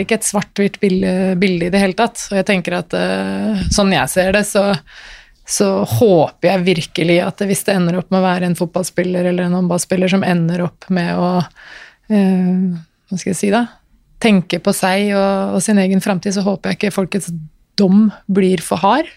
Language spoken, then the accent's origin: Norwegian; Norway; jeg er født i Norge